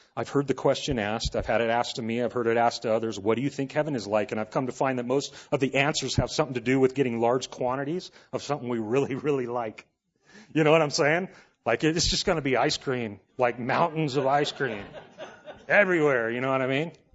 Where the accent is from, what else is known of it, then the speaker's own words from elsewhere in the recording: Los Angeles, California, United States; I grew up in Los Angeles in the eighties